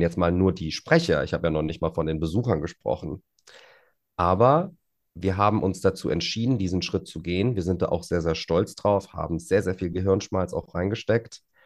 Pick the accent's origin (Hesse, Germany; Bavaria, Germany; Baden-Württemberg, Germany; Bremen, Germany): Hesse, Germany; Frankfurt am Main; Frankfurt ist meine Heimat, das stimmt. Natürlich habe ich da auch einen kleinen Heimvorteil, weil ich die Stadt ganz gut kenne und äh, was heißt ganz gut, ich kenne sie sehr gut, sollte ich auch, nachdem ich hier meine gesamte Kindheit und Jugend verbracht habe